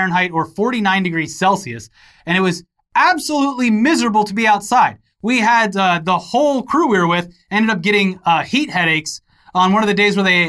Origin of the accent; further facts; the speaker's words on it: Florida, United States; Like, growing up in Florida, it would rarely get over 100. At least when I was growing up.